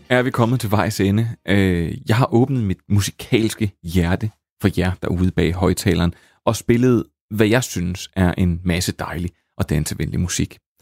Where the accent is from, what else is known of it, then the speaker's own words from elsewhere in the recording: Slagelse, Zealand, Denmark; accent: vestlandske; på en klub i øh, Slagelse, hvor jeg kommer fra, der er mit vestlandske nok allerede givet mig væk